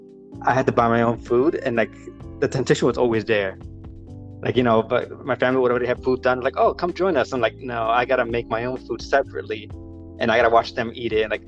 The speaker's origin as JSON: {"language": "English", "town": "New York City", "region": "New York", "country": "United States", "tie": "born or raised there", "said": "I grew up in Queens"}